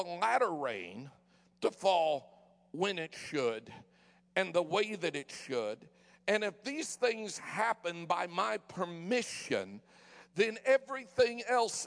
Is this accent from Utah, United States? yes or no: no; Denver, Colorado, United States; moved away; also born or lived in San Francisco, California; I was born in San Francisco and raised in Denver